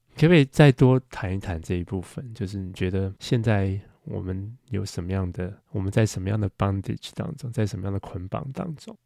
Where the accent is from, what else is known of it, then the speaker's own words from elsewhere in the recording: Taiwan; 就比如说我们在台湾长大